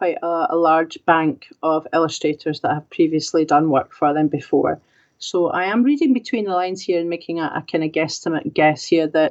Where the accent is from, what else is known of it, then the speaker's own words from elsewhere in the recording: Scotland, United Kingdom; me being Scottish and writing the story